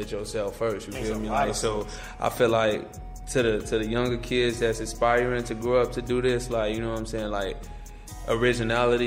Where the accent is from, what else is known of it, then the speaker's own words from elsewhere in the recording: Chicago, Illinois, United States; I'm from the East Side, Shy, South Shore.